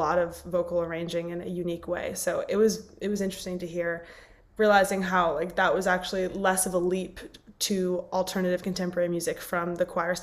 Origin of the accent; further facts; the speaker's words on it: New York City, New York, United States; as a New Yorker. I grew up going there